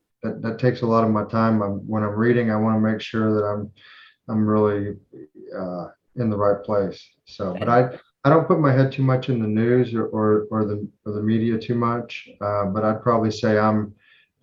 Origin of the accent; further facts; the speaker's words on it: North of Dallas, Fort Worth area in North Texas, United States; North of Dallas, Fort Worth area in North Texas.